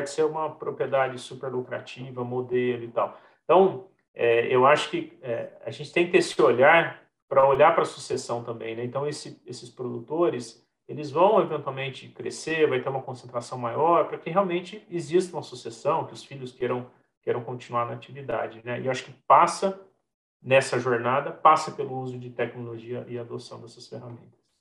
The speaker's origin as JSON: {"language": "Portuguese", "region": "São Paulo", "country": "Brazil", "tie": "born or raised there", "also_born_or_lived": "Santo Antônio da Alegria, São Paulo", "said": "Eu nasci na capital, em São Paulo, né? Uhum. Minha família tinha família no interior de São Paulo. E aí meus pais resolveram simplesmente largar tudo em São Paulo, mudar lá para o interior, ali na cidade de Santo Antônio da Alegria."}